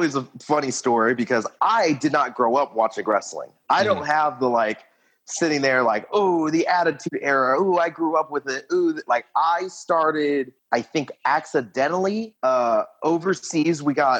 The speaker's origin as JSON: {"language": "English", "town": "Lafayette", "region": "Indiana", "country": "United States", "tie": "born or raised there", "also_born_or_lived": "Florida", "lives_now": "Indianapolis, United States", "said": "So my whole existence is just a mishmash of people because I was born in Florida. My mother was in the Navy for 20 years. So I've been all overseas for like most of my childhood. And then born and raised in Lafayette, Indiana, currently residing in Indianapolis, Indiana."}